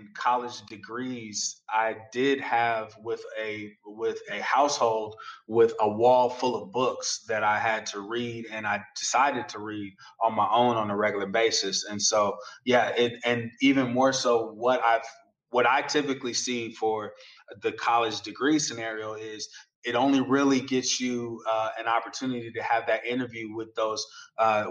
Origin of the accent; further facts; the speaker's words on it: the Bay Area, California, United States; I grew up in the Bay like you did, Kellen